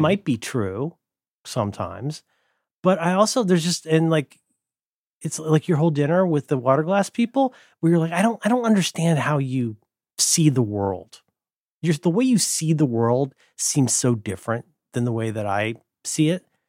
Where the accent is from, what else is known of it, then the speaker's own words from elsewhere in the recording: Ohio, United States; moved away; I'm from Ohio.